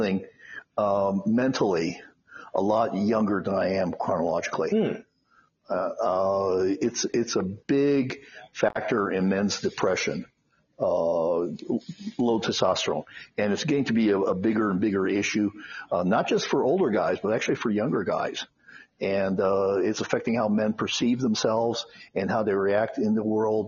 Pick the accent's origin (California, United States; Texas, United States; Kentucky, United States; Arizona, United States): Arizona, United States; Phoenix; moved away as an adult; also born or lived in Chicago, Illinois; now in Las Vegas, United States; I was born in Chicago, but at age 8, we moved to Phoenix, Arizona. And I essentially grew up in Phoenix